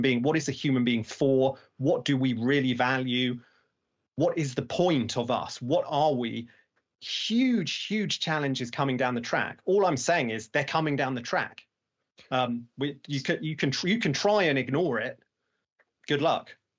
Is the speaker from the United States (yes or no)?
no; United Kingdom; now in London, United Kingdom; I'm here in London. I, I, you know, I'm, I'm very British